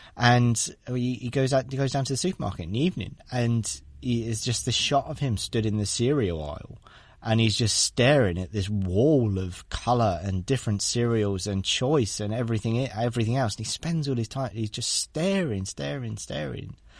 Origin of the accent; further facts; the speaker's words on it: Devon, South West England, United Kingdom; moved away as an adult; now in London, United Kingdom; I grew up in Devon in the Southwest